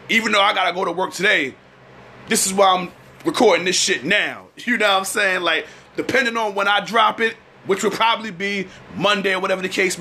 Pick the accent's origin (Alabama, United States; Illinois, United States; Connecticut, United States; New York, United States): New York, United States; New York City; Brooklyn. That's right. Brooklyn. Where it's home for me. Brooklyn. Brooklyn, New York. East New York representative